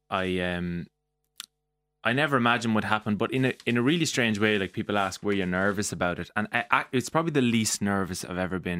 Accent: Mullingar, Westmeath, Ireland; being from Mullingar

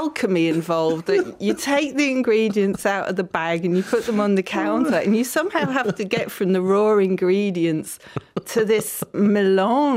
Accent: London, United Kingdom; when I was growing up in London

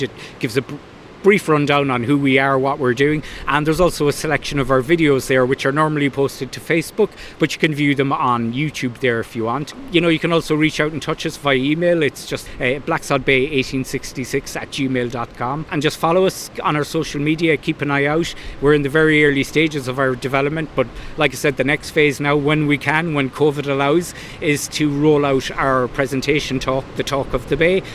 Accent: Belmullet, Connacht, Ireland; from Belmullet town all my life, but I've done some travelling.

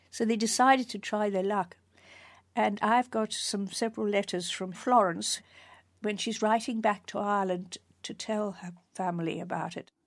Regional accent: South Africa; I was a child growing up in South Africa

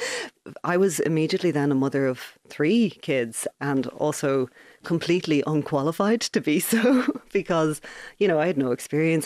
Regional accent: Ballybrack, County Dublin, Ireland; moved away as an adult; now in Galway, Ireland; I was born and raised in Ballybrack. I lived there my entire childhood

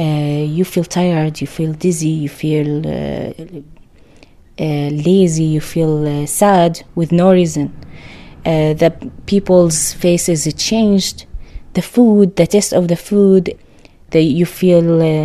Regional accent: Syria; English is a second language; also born or lived in Lebanon; now in Ireland; I'm from Syria

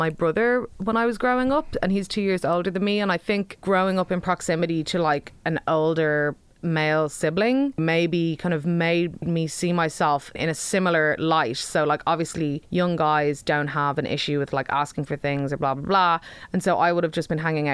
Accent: Dublin, Leinster, Ireland; I'm from the Dean's Grange Massive, no man's land of South County Dublin, which is grand.

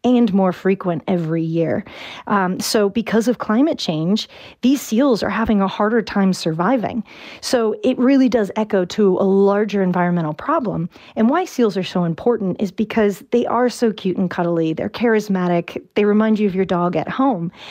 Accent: Virginia, United States; moved away as an adult; now in Ireland; I'm from Virginia. Uh, I've been living here for about six years, and I have not picked up an Irish accent yet

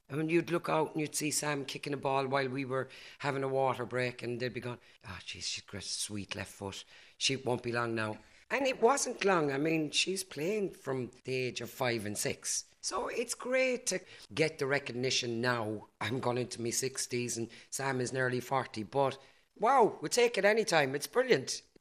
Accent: Ireland; visibly Irish. Once I put on that Irish jersey, now they had no other choice but to recognise me as an Irish person first and foremost.

